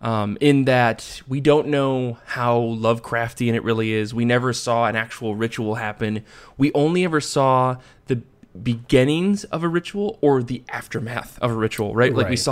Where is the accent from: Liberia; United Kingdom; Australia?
United Kingdom; now in France; I'm also British in France.